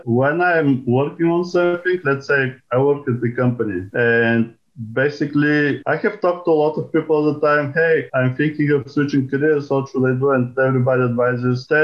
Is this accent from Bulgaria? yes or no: yes; Bulgaria; moved away as an adult; now in United States; I am originally from Bulgaria, came to the States to do a PhD in physics a long time ago